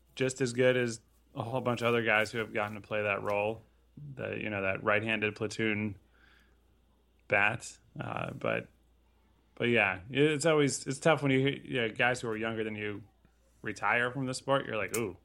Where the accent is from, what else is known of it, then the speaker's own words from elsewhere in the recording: Connecticut, United States; Growing up in Connecticut, I went to a lot of games up there